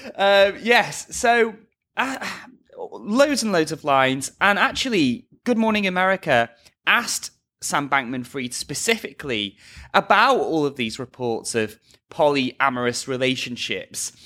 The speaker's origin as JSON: {"language": "English", "area": "near Liverpool", "region": "North West England", "country": "United Kingdom", "tie": "born or raised there", "moved": "yes", "said": "my hometown"}